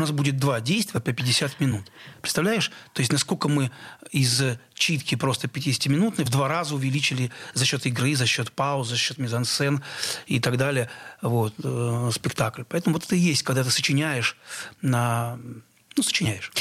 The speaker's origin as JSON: {"language": "Russian", "town": "Nova Kakhovka", "region": "Kherson Oblast", "country": "Ukraine", "tie": "born or raised there", "moved": "yes", "said": "я родился в Новой Каховке Херсонской области"}